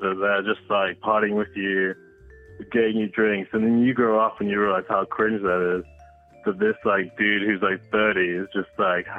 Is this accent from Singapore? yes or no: yes; Singapore; now in London, United Kingdom; I grew up in Singapore